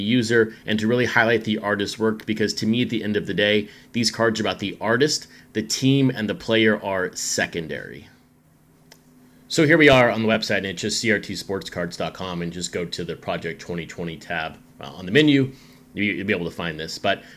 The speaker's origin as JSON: {"language": "English", "region": "West Texas", "country": "United States", "tie": "born or raised there", "also_born_or_lived": "Chattanooga, Tennessee", "moved": "yes", "lives_now": "Seattle, United States", "said": "Growing up in West Texas, obviously the desert heat, and then living some of my adult life in Chattanooga, Tennessee"}